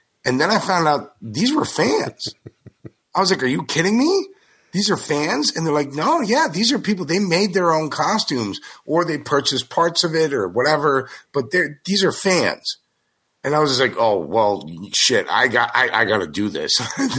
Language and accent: English; Paramus, New Jersey, United States; Yep, Paramus.